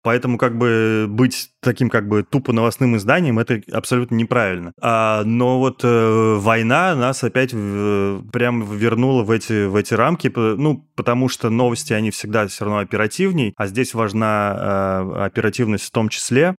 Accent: Russia; мы из России

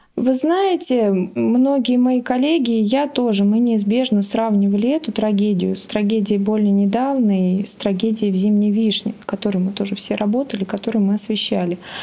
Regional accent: Kemerovo, Kemerovo Oblast, Russia; я из Кемерово, у нас тоже в городе раньше было много шахт

